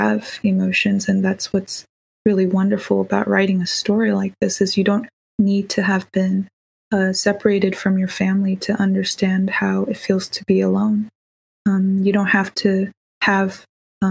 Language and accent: English; Bay Area, California, United States; born or raised there; also born or lived in Davis, California